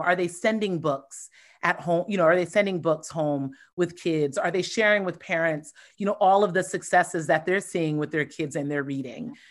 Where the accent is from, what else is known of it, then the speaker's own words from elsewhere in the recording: Columbus, Ohio, United States; moved away; born and raised in Columbus, Ohio